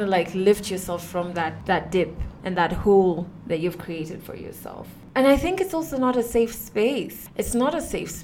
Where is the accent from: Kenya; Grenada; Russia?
Kenya